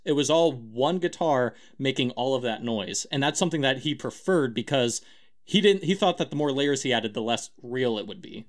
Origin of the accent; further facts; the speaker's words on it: United States; I'm American